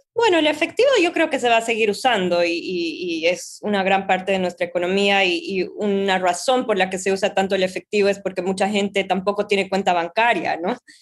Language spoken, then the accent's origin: Spanish; Bolivia; now in New York, United States; Yo soy de Bolivia, trabajo en Nueva York